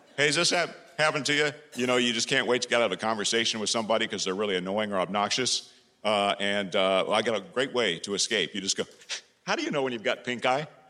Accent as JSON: {"language": "English", "town": "Carmel", "region": "Indiana", "country": "United States", "tie": "born or raised there", "said": "I've come all the way from my hometown of Carmel, Indiana"}